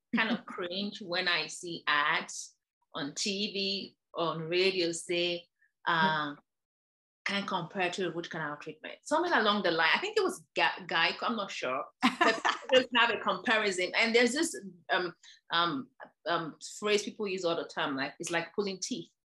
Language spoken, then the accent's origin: English; Nigeria; moved away as an adult; also born or lived in Ireland / New York, United States; now in Virginia, United States; I'm originally from Nigeria, where I trained as a dentist.